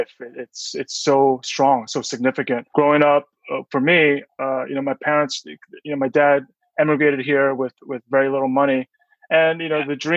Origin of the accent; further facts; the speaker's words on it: New Jersey, United States; I'm from Jersey